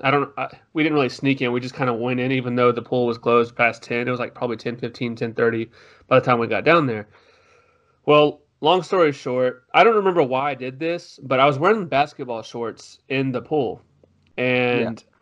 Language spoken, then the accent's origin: English; Tyler, Texas, United States; I am from Tyler, Texas, which is about two hours, maybe an hour and a half away from Dallas